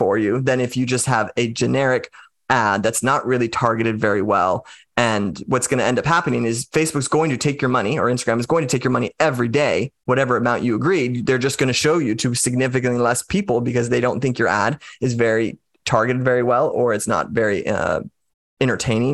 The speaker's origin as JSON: {"language": "English", "country": "United States", "said": "I'm just an American"}